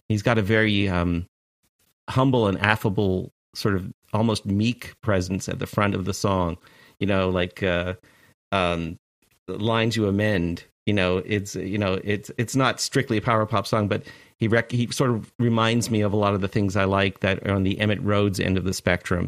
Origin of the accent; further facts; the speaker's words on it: Toronto, Ontario, Canada; moved away as an adult; now in United States; I was born in Toronto in, uh, in, in right downtown